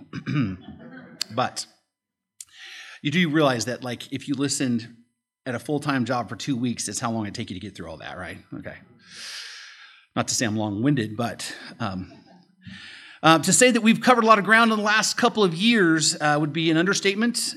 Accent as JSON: {"language": "English", "country": "United States", "said": "as American Christians"}